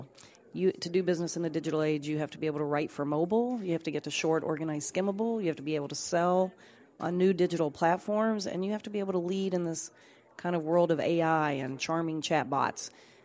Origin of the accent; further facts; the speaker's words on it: Kentucky, United States; So I'm actually from Southern Kentucky and really grew up looking at powerful storytellers